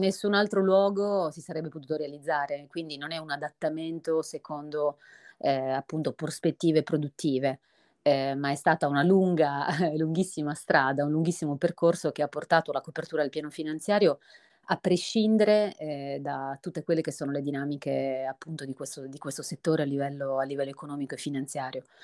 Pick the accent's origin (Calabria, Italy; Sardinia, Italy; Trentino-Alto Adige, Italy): Sardinia, Italy; la mia terra, appunto la Sardegna